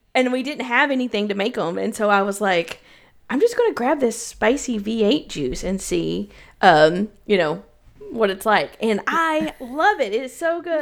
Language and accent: English; Knoxville, Tennessee, United States; now in Chicago, United States; I was from Knoxville and moved to Chicago